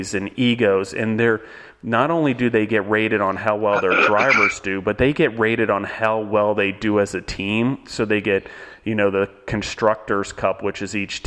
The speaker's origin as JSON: {"language": "English", "country": "United States", "said": "we as Americans"}